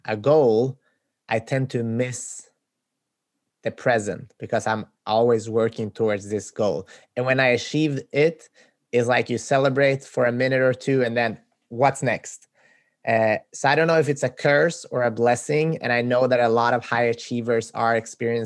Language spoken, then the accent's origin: English; Sweden; moved away as an adult; now in United States; I'm from Sweden